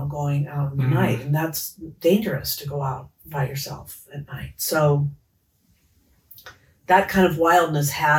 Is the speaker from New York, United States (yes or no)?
no; Los Angeles, California, United States; as a child growing up in Los Angeles